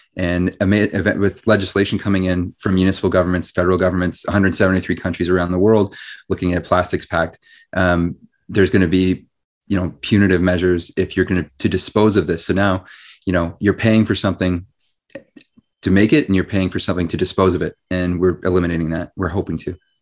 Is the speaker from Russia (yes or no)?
no; Ottawa, Ontario, Canada; I grew up in Ottawa